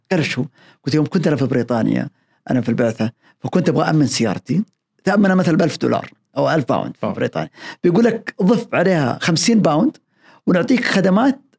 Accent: Saudi Arabia; لا يمكن اني كسعودي اني اسوق على اليابانيين لان الثقافه مختلفه تماما

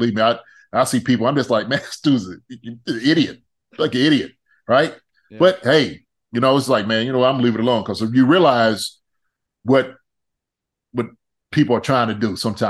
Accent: Philadelphia, Pennsylvania, United States; now in Kansas City, United States; Hey man, look, I came from Philly. It was I'm telling you, it was when I came out to Kansas City, man.

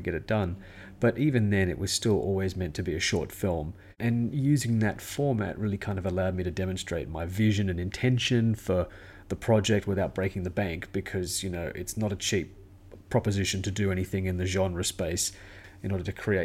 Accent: Sydney, New South Wales, Australia; I'm a filmmaker from Sydney, Australia

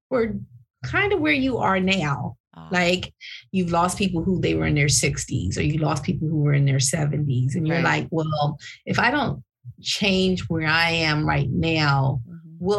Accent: San Diego, California, United States; moved away as an adult; now in Philadelphia, United States; I was born in Philly, raised in San Diego.

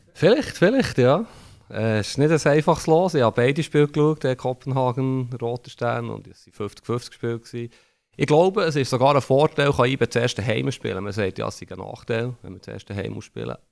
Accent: Bern, Switzerland; wo ich bin in den 80er Jahren aufgewachsen in Bern

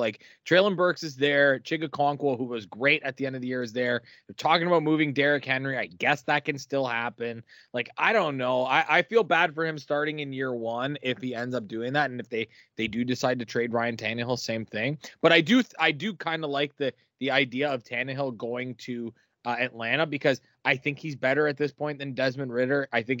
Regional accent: Canada; it's close to our heart here as a Canadian

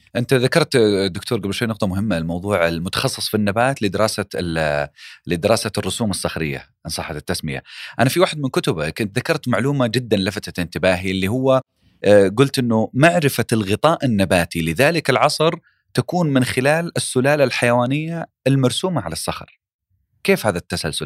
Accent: Saudi Arabia; أنا كمواطن سعودي

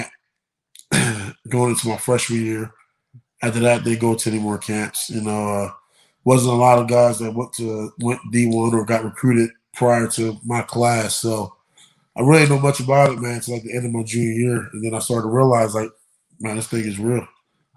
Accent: Camden, New Jersey, United States; I come from Camden High School

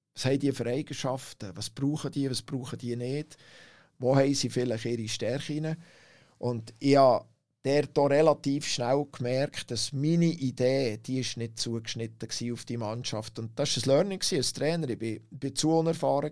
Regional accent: Langnau im Emmental, Bern, Switzerland; als Kind aufgewachsen in Langnau

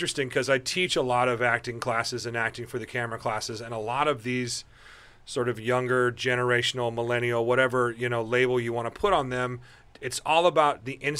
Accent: Omaha, Nebraska, United States; moved away; We grew up in Omaha together.

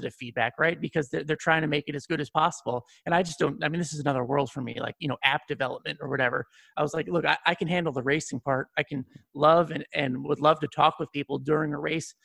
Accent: Connecticut, United States; We're from Connecticut, and Thompson's in Connecticut.

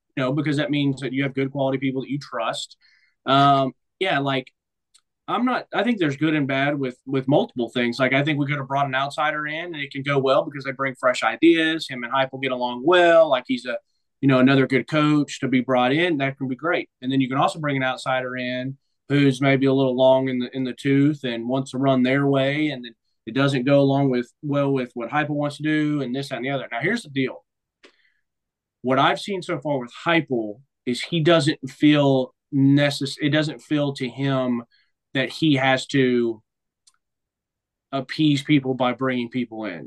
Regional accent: Nashville, Tennessee, United States; moved away; It'd be cool to be back in Nashville, my hometown

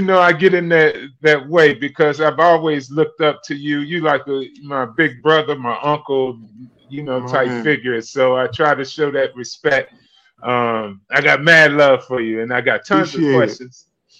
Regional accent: Virginia, United States; also born or lived in Englewood, New Jersey; now in Buffalo, United States; both of us were born in New Jersey. I was born in Inglewood and moved to Virginia

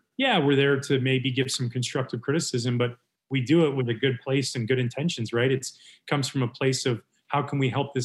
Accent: Canada; growing up in Canada

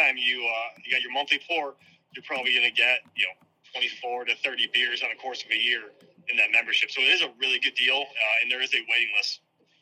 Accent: South Florida, United States; moved away; also born or lived in Syracuse, New York; I was born in South Florida. My dad moved down there, my mom, when they were younger

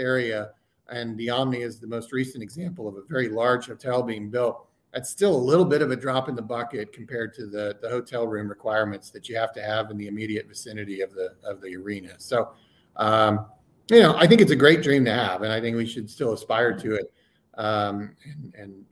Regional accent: Oklahoma City, Oklahoma, United States; moved away as an adult; also born or lived in Washington, D.C.; I grew up in Oklahoma City

